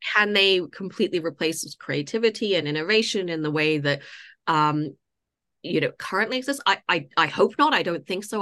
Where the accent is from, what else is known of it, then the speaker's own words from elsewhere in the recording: Toronto, Ontario, Canada; moved away as an adult; also born or lived in United States; now in London, United Kingdom; I grew up in Canada.